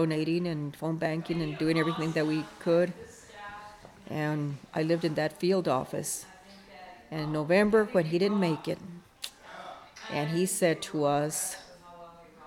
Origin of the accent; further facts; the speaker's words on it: El Paso, Texas, United States; I'm from El Paso. Same hometown from that Beto comes from